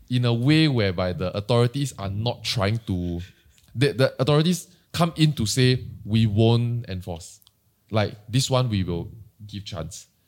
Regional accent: Singapore; As a Singaporean, you can voice any form of your opinion.

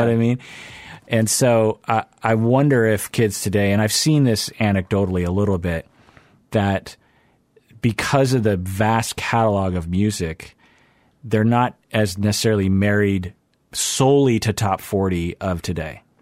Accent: Seattle, Washington, United States; I grew up in Seattle.

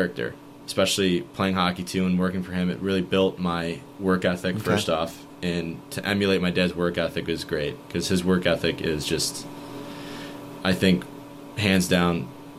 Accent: Fayetteville, New York, United States; Fayetteville, New York. {S2} Okay. {S1} With my parents. And we actually lived in Manlius in Casanova. Went to Manlius, then ended up staying in Fayetteville. Went to high school in Jamesville.

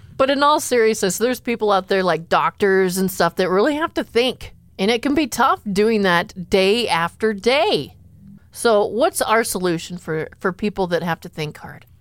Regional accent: Enning, South Dakota, United States; I grew up in Enning, South Dakota

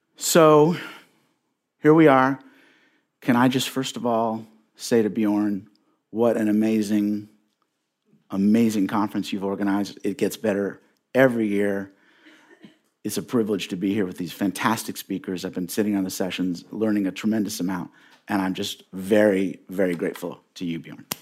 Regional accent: Indianapolis, Indiana, United States; born or raised there

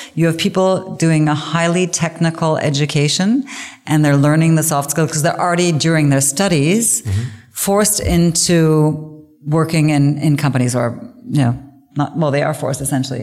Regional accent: Canada; moved away as an adult; now in Germany; I grew up in in English speaking Canada

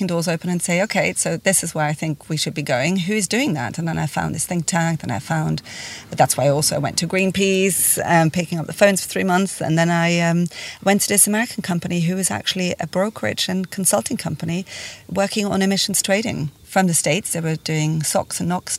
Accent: Switzerland; born or raised there

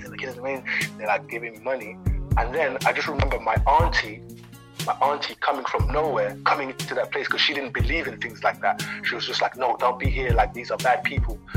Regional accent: DR Congo; born there; Uh, I was born in Congo, so when I was three, my mum went over to France, left me with my dad in Congo.

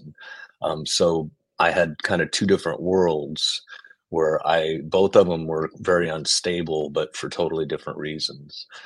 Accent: Texas, United States; I was from Texas

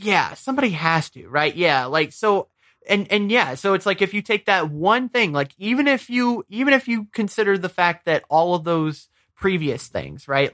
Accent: Michigan, United States; moved away; I'm originally from Michigan

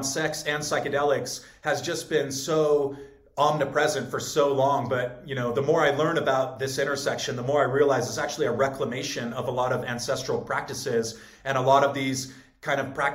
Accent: Southern California, United States; also born or lived in San Francisco; I grew up in Southern California and went to school in San Francisco.

